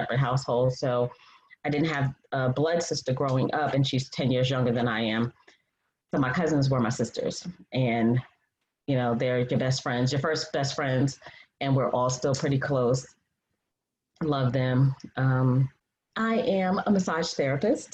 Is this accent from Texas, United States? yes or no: no; Freeport, New York, United States; moved away as an adult; now in Atlanta, United States; I'm originally from New York, Long Island, Strong Island, Freeport, 11520